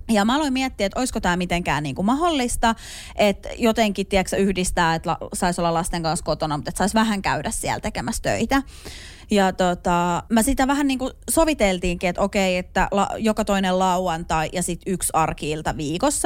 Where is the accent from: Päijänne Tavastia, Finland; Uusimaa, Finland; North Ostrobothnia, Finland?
Uusimaa, Finland; Hyvinkää; mä oon siis Hyvinkäällä elänyt lapsuusvuosia